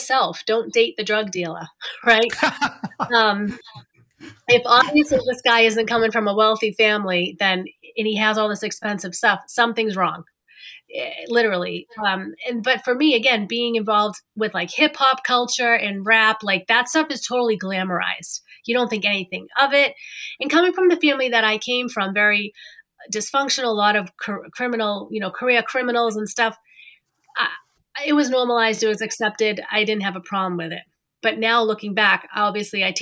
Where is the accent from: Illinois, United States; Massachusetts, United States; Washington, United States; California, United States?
Massachusetts, United States; I grew up in Massachusetts